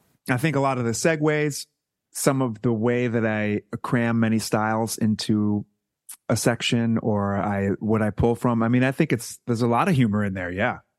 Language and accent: English; Foxborough, Massachusetts, United States; I'm from Foxborough, Massachusetts, which is a small town right between Providence and Boston, off 95